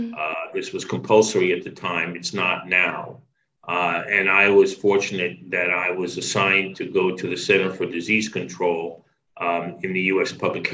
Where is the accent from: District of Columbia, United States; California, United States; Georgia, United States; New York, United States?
New York, United States; Long Island; moved away as an adult; also born or lived in Brooklyn, New York City / Massachusetts; I was born in Brooklyn, in New York City, lived there for the first 5 years of my life. And then my family moved out to Long Island, where I spent the rest of my youth.